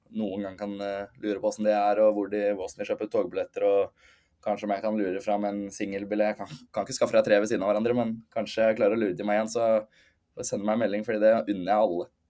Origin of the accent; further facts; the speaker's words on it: Norway; moved away as an adult; now in London, United Kingdom; jeg hjemme i Norge